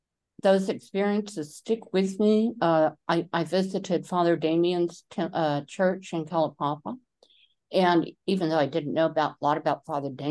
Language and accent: English; Taiwan; When I was growing up in Taiwan, there were many temples that may have been Buddhist temples, they may have been Shinto.